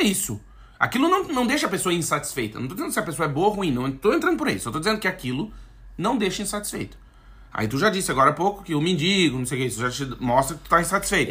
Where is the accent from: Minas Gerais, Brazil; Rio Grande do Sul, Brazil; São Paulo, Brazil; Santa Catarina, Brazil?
Rio Grande do Sul, Brazil; Alegrete; moved away; lá onde eu nasci, no Alegrete, na fronteira lá tal